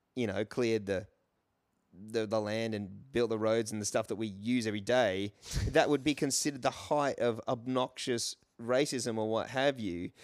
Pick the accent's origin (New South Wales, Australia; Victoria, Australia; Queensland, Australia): Queensland, Australia; Brisbane; moved away as an adult; also born or lived in England; I grew up in Brisbane.